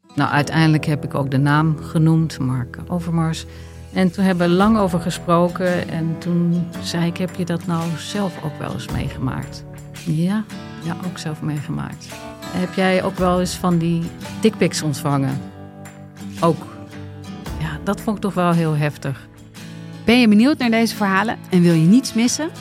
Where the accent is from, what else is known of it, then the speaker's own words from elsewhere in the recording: Amsterdam, North Holland, Netherlands; Ik ben opgegroeid in de Watergaasmeer.